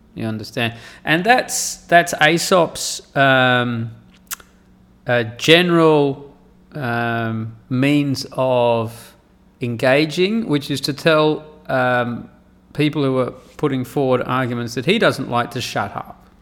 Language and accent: English; Perth, Western Australia, Australia; moved away as an adult; now in Saudi Arabia; I grew up in Perth in Western Australia